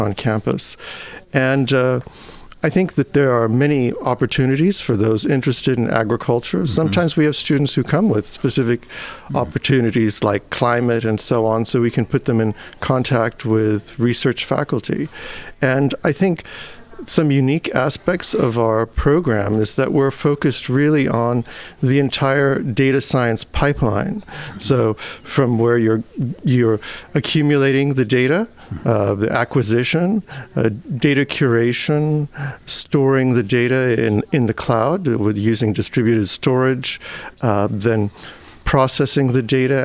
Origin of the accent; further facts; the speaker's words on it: California, United States; moved away as an adult; also born or lived in Switzerland / Cambridge / Osaka, Japan; now in Indiana, United States; I was born in California